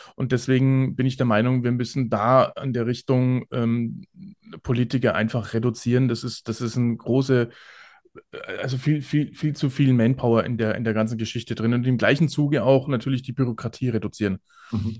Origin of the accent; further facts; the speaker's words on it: Bavaria, Germany; ich bin ja aus Bayern